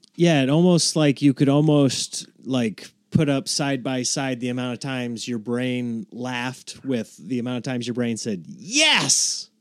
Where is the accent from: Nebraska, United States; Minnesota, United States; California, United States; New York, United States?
Nebraska, United States; now in Los Angeles, United States; I grew up in Nebraska